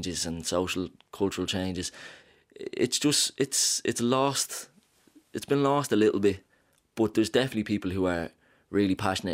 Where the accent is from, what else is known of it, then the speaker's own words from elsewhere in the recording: Dublin, Leinster, Ireland; I'm from Ballymun